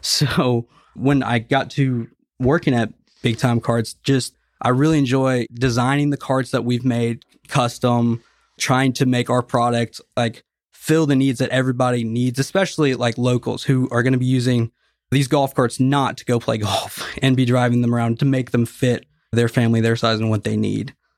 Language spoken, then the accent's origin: English; Nashville, Tennessee, United States; moved away as an adult; I'm from Nashville, Tennessee. If you've seen me at the place, I'm always wearing a Tennessee hat. I'm from Tennessee, born and raised